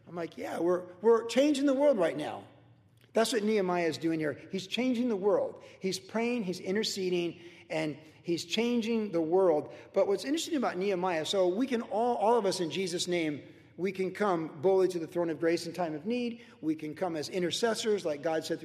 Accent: United States; We are a land of opportunity, and we're blessed

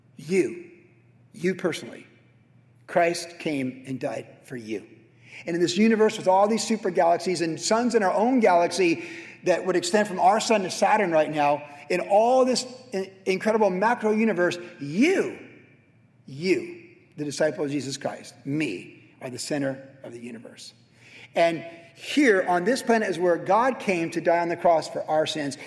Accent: Carlsbad, California, United States; Danny Yarbrough was my best friend growing up in Carlsbad.

